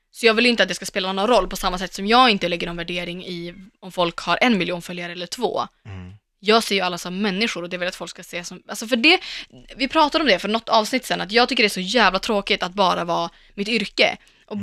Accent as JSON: {"language": "Swedish", "country": "Sweden", "said": "jag pratar svenska"}